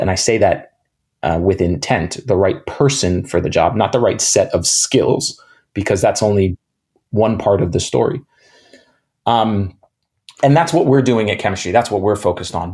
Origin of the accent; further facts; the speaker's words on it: New York City, New York, United States; I grew up in New York City, in Manhattan, um, in the 80s and 90s